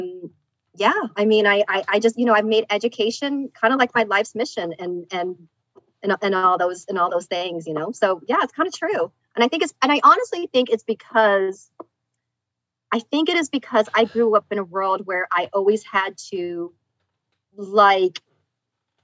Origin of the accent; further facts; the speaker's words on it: Lincoln, Nebraska, United States; also born or lived in Korea; now in Delaware, United States; I was actually born in Korea. And then I grew up in Lincoln, Nebraska.